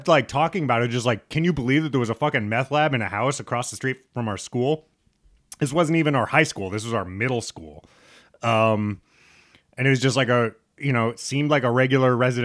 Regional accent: Lincoln, Nebraska, United States; moved away; also born or lived in Brooklyn; I grew up in Lincoln, Nebraska, so most of the schools are kind of predominantly white

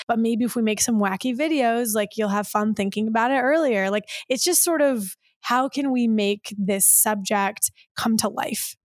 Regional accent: Michigan, United States; now in California, United States; I grew up in Michigan

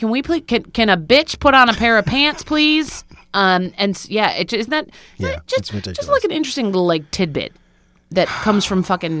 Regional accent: New York, United States; I grew up in Central New York, it's cold there

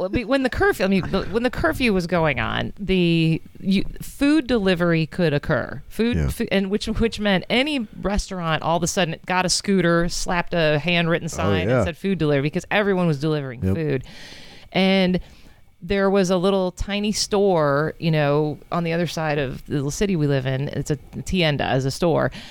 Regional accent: United States; moved away as an adult; now in Guatemala; we're from the States

